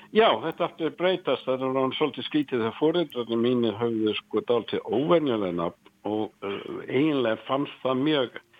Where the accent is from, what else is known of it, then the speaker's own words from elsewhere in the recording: Nottingham, East Midlands, United Kingdom; Icelandic is a second language; now in Iceland; ég er frá Nottingham